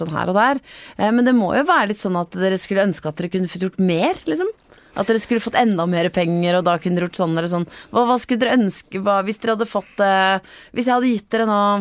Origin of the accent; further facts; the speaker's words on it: Vestfold, Norway; Jeg er jo fra, fra Vestfold, sånn som deg